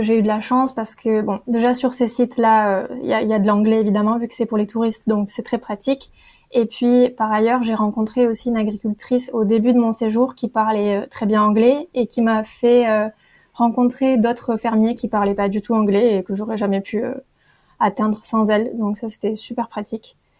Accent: Perpignan, Occitania, France; j'ai grandi à Perpignan dans le sud

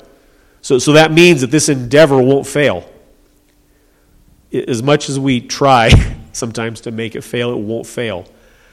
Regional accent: United States; I'm an American

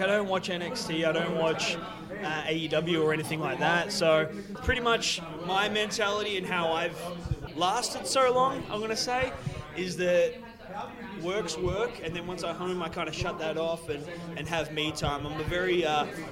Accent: Melbourne, Victoria, Australia; my hometown of Melbourne, Australia

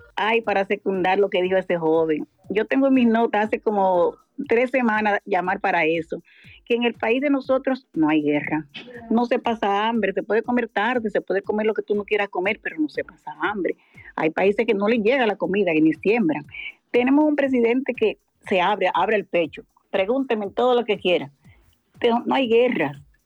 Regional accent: Santiago de los Caballeros, Santiago, Dominican Republic; yo que soy de Santiago

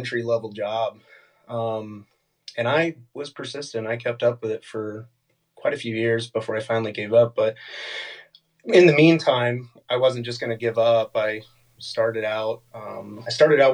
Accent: Fort Wayne, Indiana, United States; I'm from Fort Wayne, Indiana. That's Northeast Indiana for those who don't know the state much. Born and raised here.

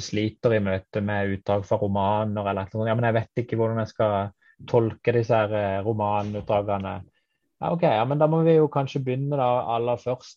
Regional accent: Kristiansand, Agder, Norway; jeg kommer fra Kristiansand

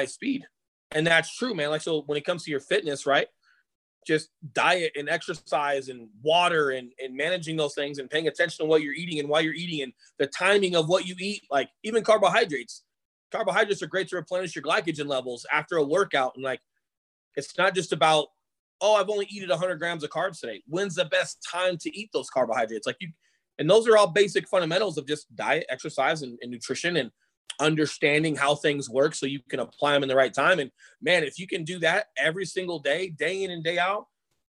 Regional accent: Colorado, United States; I grew up in Colorado

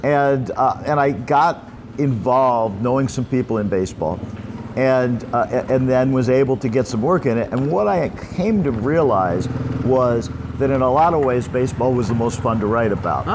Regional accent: Los Angeles, California, United States; moved away as an adult; also born or lived in Michigan / New York; now in Pattaya, Thailand; I grew up in California, in Los Angeles. Uh, lived there until I uh, got out of college, UCLA

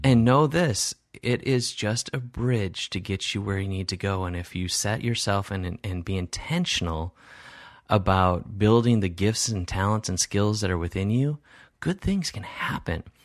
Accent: Wisconsin, United States; my Midwest values that, you know, growing up in Wisconsin

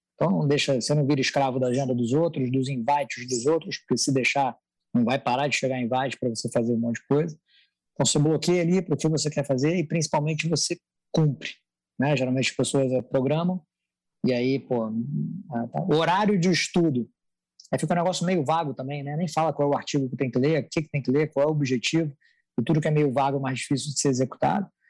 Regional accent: Rio de Janeiro, Brazil; accent: carioca; moved away as an adult; now in São Paulo, Brazil; sou do, do, Rio de Janeiro, né? Deve ter dado para perceber por algumas palavras, algumas são impossíveis de você esconder o sotaque

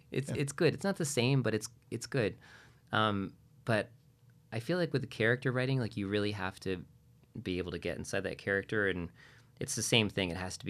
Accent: New England, United States; So I'm from New England, so it's home.

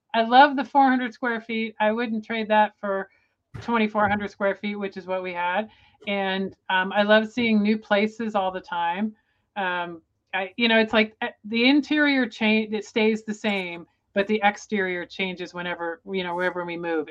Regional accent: Tampa, Florida, United States; moved away; I grew up in Florida in the Tampa Bay area

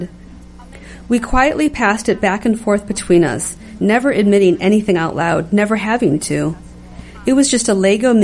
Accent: Detroit, Michigan, United States; I grew up in Detroit

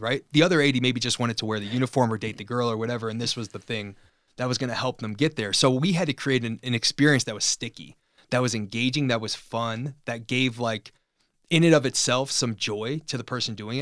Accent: Chicago, Illinois, United States; moved away; also born or lived in California; We're both from Chicago, so we just became buddies being two Chicago, um, guys in, in California.

